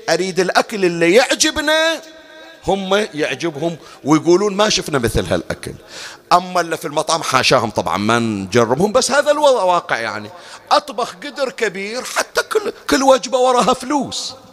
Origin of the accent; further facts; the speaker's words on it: Bahrain; أحكي لك عندنا في البحرين